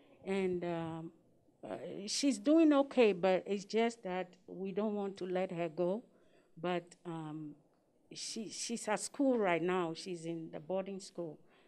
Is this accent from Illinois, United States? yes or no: yes; Chicago, Illinois, United States; I'm from Chicago.